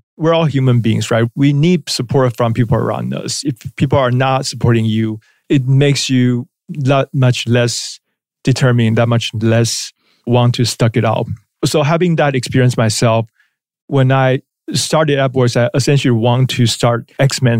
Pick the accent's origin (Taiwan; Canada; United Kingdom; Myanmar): Taiwan; moved away as an adult; also born or lived in Shanghai / New York; I was born and raised in Taiwan.